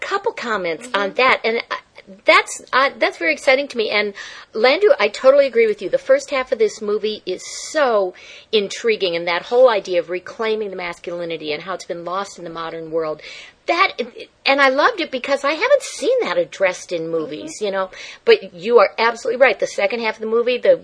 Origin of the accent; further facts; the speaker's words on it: Detroit, Michigan, United States; I grew up around Detroit